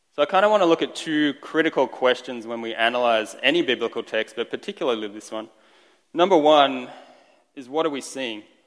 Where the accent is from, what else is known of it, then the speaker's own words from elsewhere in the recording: Australia; first language Estonian; English is a second language; moved away as an adult; also born or lived in Estonia (ancestry); I've been in Australia my entire life up until I was 21, moved here